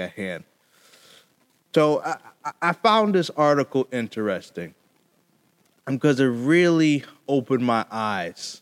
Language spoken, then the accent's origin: English; Connecticut, United States; in my home state in Connecticut